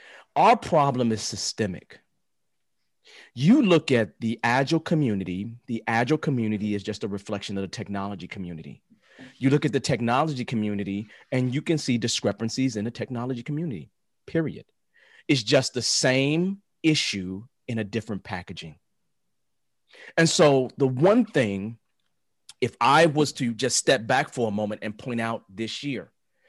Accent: Chicago, Illinois, United States; I never put my back to the door. I don't do that because I'm from the South Side of Chicago.

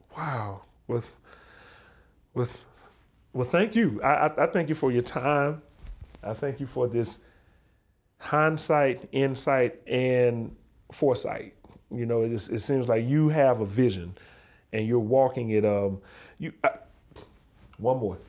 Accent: Alabama, United States; also born or lived in Montana; I'm from the South. I'm from Alabama

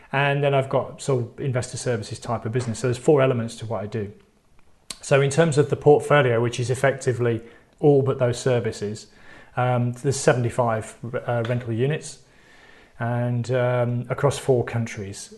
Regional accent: United Kingdom; I'm British

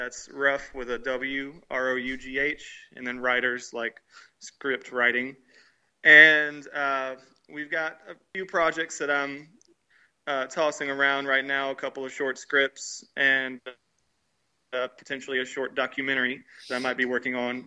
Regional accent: Birmingham, Alabama, United States; here at home. It's you know, my hometown

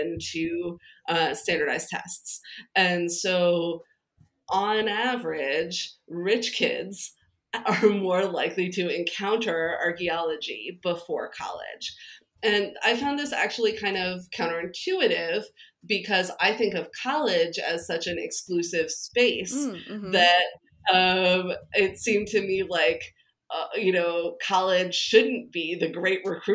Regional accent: New Jersey, United States; I grew up in New Jersey

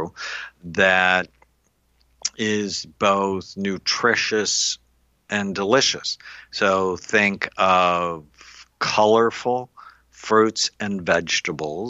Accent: Los Angeles, California, United States; now in Newport Beach, United States; I grew up in LA in the San Fernando Valley.

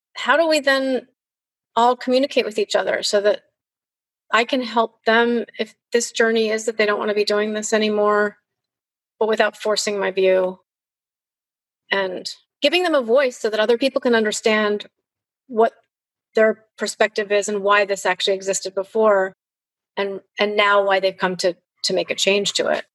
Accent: Chicago, Illinois, United States; moved away; I grew up in Chicago in a really privileged environment

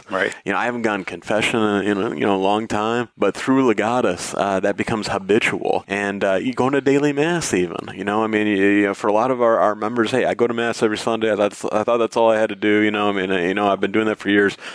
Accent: Michigan, United States; in legal work in, in my home state of Michigan.

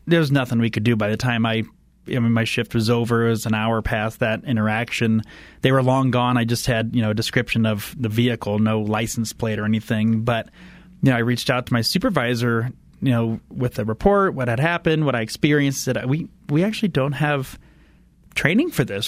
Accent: Indiana, United States; moved away; I grew up in Indiana

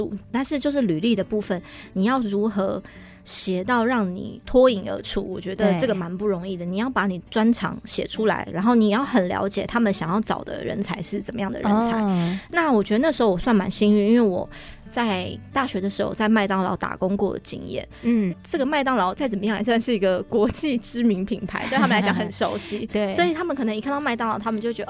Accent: Taiwan; 我们在台湾长大，

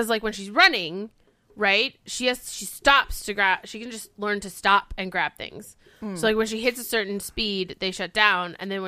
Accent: Scotland, United Kingdom; Yeah, I'm Scottish.

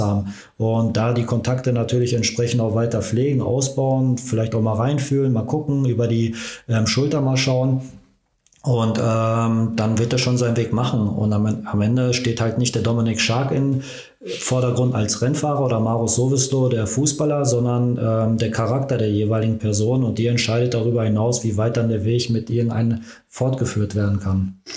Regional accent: Ruhr area, North Rhine-Westphalia, Germany; moved away as an adult; now in Magdeburg, Germany; bei uns im Ruhrgebiet

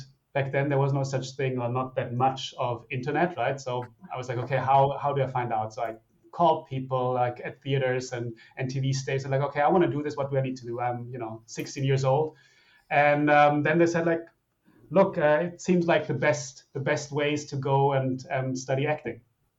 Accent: Germany; also born or lived in Italy / Switzerland / Australia; now in United States; So I was born in Italy. And then after that, at the age of 5, moved to Germany, went to school in Germany. From there, then studied in Switzerland, Australia, and then obviously moved over to the United States at some stage.

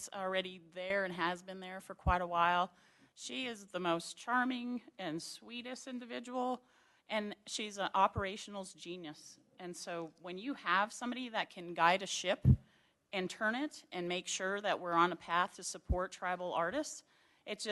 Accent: Rocky Boy, Montana, United States; moved away; I'm from Rocky Boy

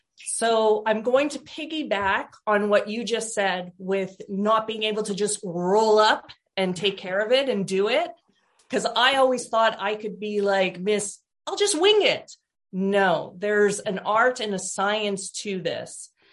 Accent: Portland, Oregon, United States; I am from Portland, Oregon

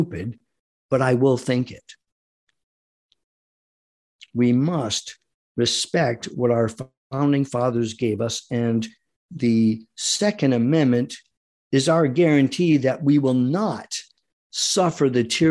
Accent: United States; our duty as Americans

